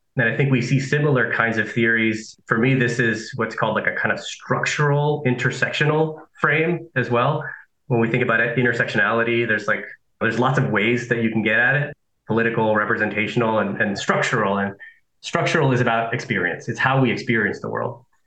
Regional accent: Nicaragua; also born or lived in Southern California; now in United States; I am an immigrant to the US, right? I'm from Nicaragua, that I lived in Southern California

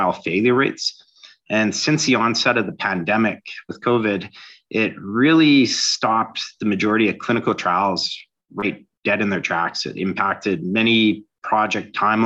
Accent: Toronto, Ontario, Canada; I'm from Toronto, Ontario, Canada

